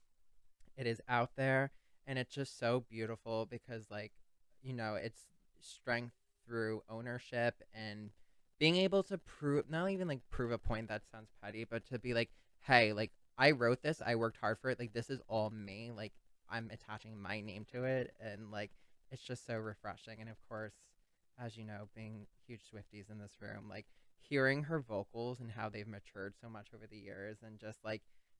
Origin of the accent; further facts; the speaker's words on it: Long Island, New York, United States; I was born and raised here as well, so we are both native Long Islanders